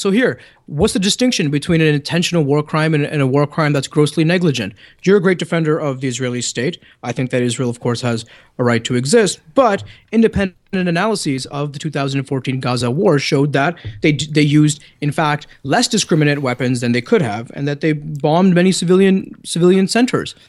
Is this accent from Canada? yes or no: yes; Canada; accent: Canadian; my good Canadian accent